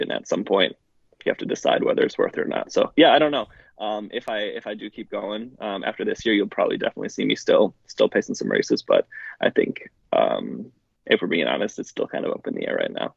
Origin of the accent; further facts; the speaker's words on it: Milwaukee, Wisconsin, United States; now in Iowa, United States; I grew up just outside of Milwaukee.